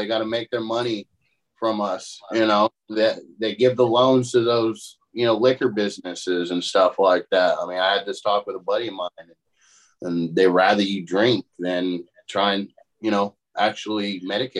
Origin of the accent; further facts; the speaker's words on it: California, United States; Now I'm from California.